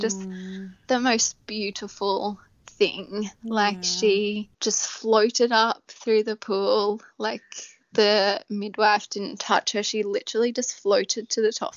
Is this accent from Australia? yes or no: yes; Australia; we're too Aussie